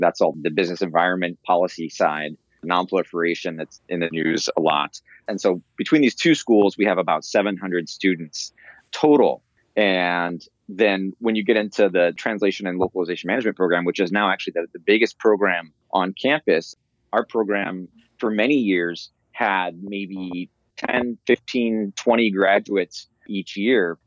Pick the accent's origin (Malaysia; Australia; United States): United States; Indiana; moved away as an adult; now in Monterey, United States; I'm a transplant. I'm from Indiana originally.